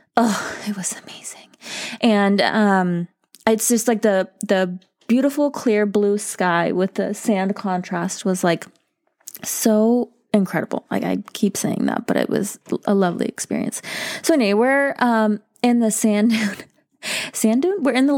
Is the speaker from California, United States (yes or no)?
yes; Bakersfield, California, United States; I'm from Bakersfield, and none of that was there.